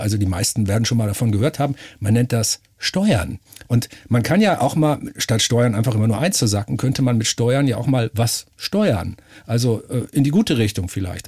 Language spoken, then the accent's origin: German; Northern Germany, Germany; ich bin Norddeutscher, also meine Familie lebt seit äh, gefühlt drei Millionen Jahren hinterm Deich. Wahrscheinlich die Amöben direkt aus dem Schlick der Nordsee an Land. Also da komme ich her